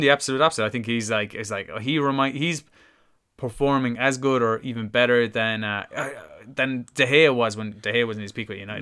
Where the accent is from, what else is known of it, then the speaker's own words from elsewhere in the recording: Ireland; as an Irishman